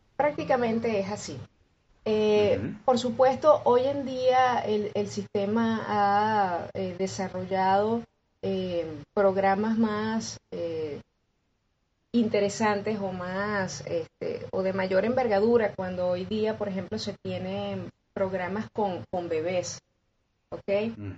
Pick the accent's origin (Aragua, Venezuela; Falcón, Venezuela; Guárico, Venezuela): Falcón, Venezuela; Coro; moved away as an adult; now in Caracas, Venezuela; yo vengo de la ciudad de Coro, que es patrimonio de la, de la humanidad, por cierto, este, eso es hacia el noroeste del, país, es la costa. Entonces, pues yo comienzo allí en una de estas escuelas de música